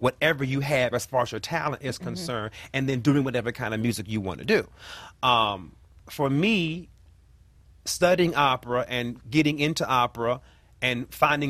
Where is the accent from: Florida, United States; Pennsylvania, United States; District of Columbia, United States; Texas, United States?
District of Columbia, United States; Washington; born in Ward 8, raised in Southeast Washington, D.C., the hood or what have you, and I still live there. I have not moved.